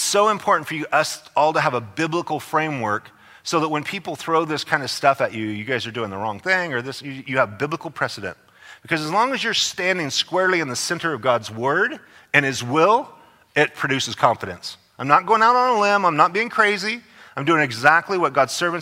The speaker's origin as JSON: {"language": "English", "region": "Idaho", "country": "United States", "moved": "yes", "lives_now": "California, United States", "said": "I'm from Idaho."}